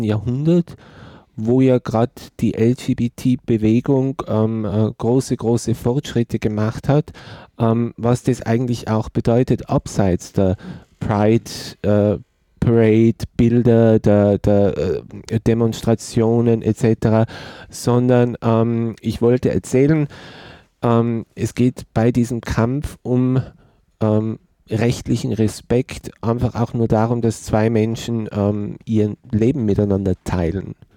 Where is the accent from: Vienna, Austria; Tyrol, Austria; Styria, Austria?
Tyrol, Austria; ich komme aus Tirol. Ich bin in den 70er Jahren geboren und meine Generation in Tirol als schwuler Mann aufzuwachsen